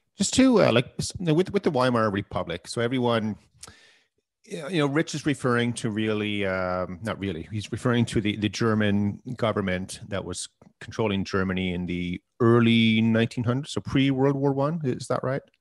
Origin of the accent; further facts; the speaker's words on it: Canada; we're Canadian